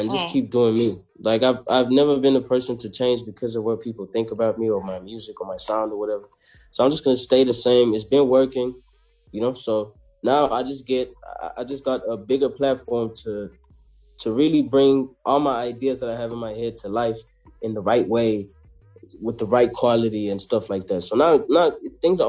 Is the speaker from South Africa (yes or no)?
yes; South Africa; I come from Ilovo